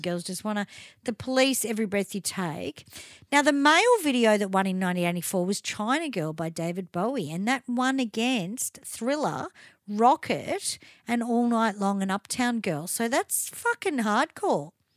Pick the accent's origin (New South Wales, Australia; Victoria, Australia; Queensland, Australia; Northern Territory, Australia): Victoria, Australia; Melbourne; I grew up in Chadstone